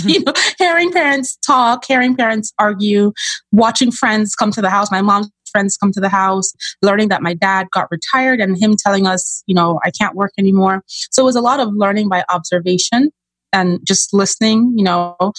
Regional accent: Nigeria; moved away; I'm originally from Nigeria, so I'm an immigrant, child of immigrants.

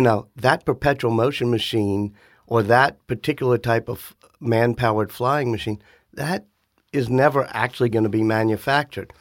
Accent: New Orleans, Louisiana, United States; growing up in New Orleans

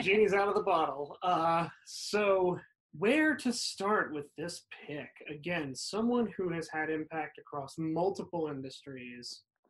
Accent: New Jersey, United States; Daughter of my home state of New Jersey

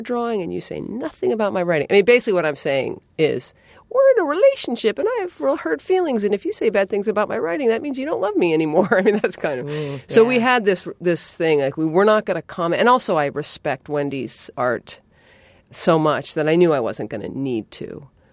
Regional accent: New England, United States; I'm from New England

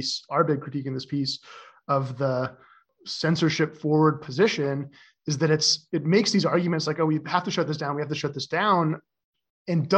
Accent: Canada; moved away as an adult; now in San Francisco, United States; I was growing up in Canada

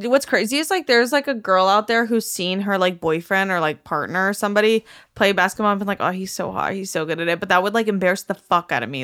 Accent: Miami, Florida, United States; moved away; growing up in Miami

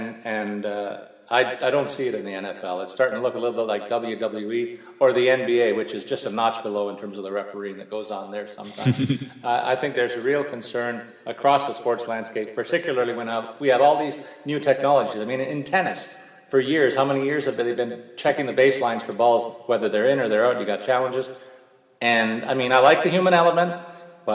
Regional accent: Canada; as a Canadian football fan

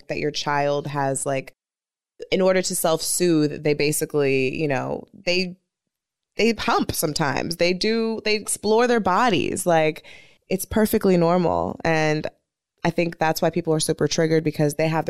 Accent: the Valley, California, United States; we're both from the Valley

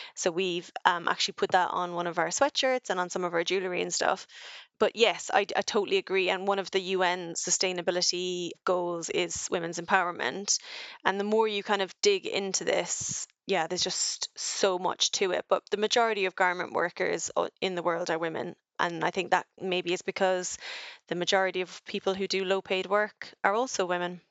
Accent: Ireland; now in United Kingdom; as an Irish woman in the U K

